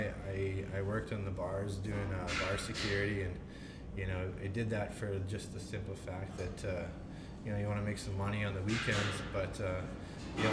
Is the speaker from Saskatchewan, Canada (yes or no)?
yes; Regina, Saskatchewan, Canada; So grew up in central Regina